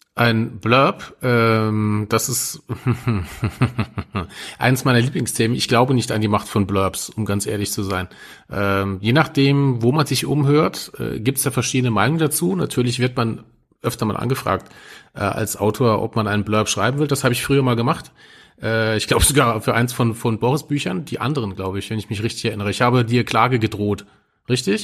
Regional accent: Saarland, Germany; als Saarländer und in Nähe zu Frankreich

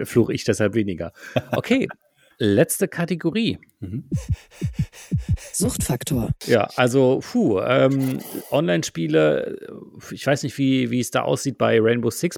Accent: Germany; bei uns in Deutschland

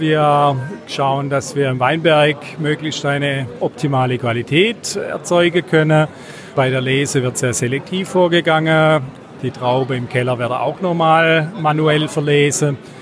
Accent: Heilbronn, Baden-Württemberg, Germany; bei uns in Heilbronn

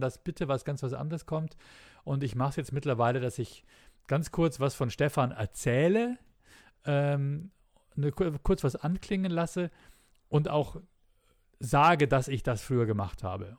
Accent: Bavaria, Germany; bei uns in Bayern

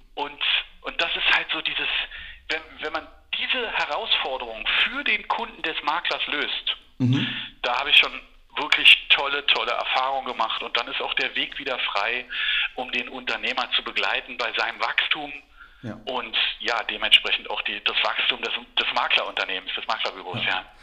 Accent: Berlin, Germany; Ich bin in West-Berlin groß geworden.

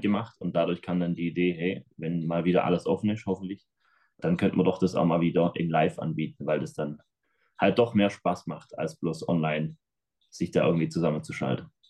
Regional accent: Schramberg, Baden-Württemberg, Germany; accent: Swabian / Black Forest dialect; Bamberg liegt im Schwarzwald, hört man vielleicht auch an unserem Dialekt dann nachher. Ähm, wir sind im Schwäbischen.

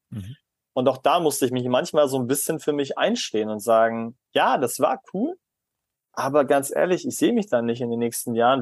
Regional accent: Germany; als Deutscher

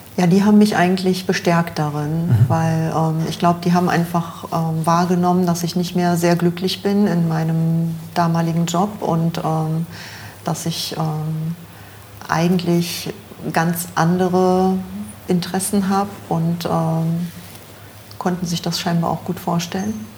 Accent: near Magdeburg, Saxony-Anhalt, Germany; moved away as an adult; also born or lived in Düsseldorf; now in Monheim, Germany; aufgewachsen äh, bin ich ähm, in der Nähe von Magdeburg

